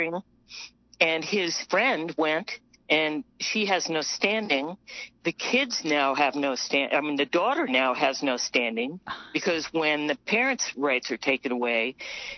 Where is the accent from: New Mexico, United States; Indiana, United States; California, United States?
New Mexico, United States; I'm from New Mexico.